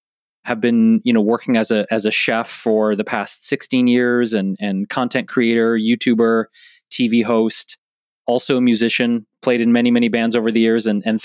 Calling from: Los Angeles, California, United States; I am in Los Angeles, California, specifically in the Boyle Heights neighborhood, which is right outside the downtown Los Angeles Arts District.

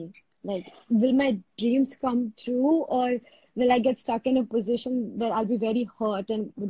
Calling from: India; I'm calling from India.

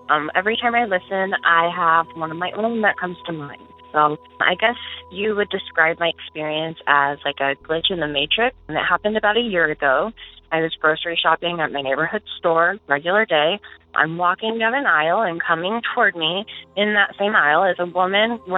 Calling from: Omaha, Nebraska, United States; I am calling from Omaha, Nebraska.

